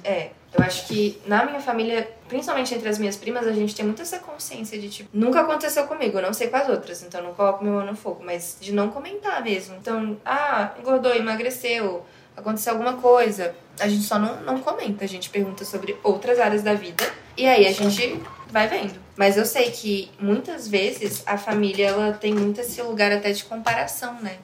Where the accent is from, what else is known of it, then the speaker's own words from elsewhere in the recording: Brazil; eu sou totalmente brasileira